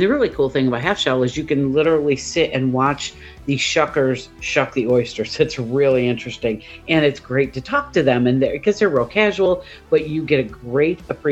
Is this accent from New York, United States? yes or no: yes; Central New York, United States; also born or lived in Mississippi Gulf Coast; now in Mississippi, United States; I'm from Central New York, so when I moved down here